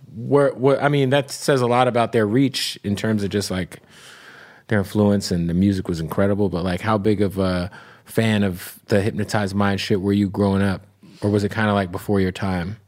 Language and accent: English; Arizona, United States; I'm from Arizona, and so all of my friends who are Native American, they're like Navajo